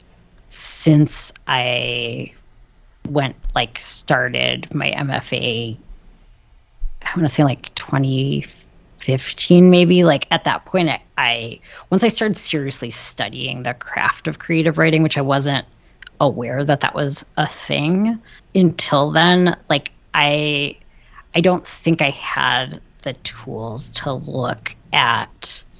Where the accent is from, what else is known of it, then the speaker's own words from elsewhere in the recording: Ann Arbor, Michigan, United States; I grew up in Ann Arbor